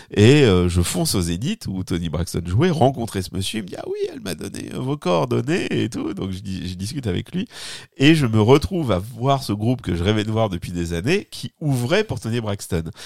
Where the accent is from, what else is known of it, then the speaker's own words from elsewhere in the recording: France; accent: French; oui, j'ai un accent remarquable